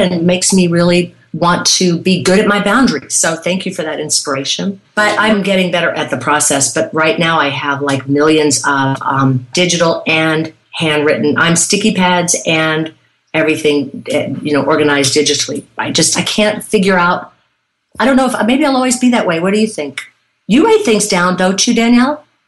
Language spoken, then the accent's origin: English; Irmo, South Carolina, United States; I'm from Irmo, South Carolina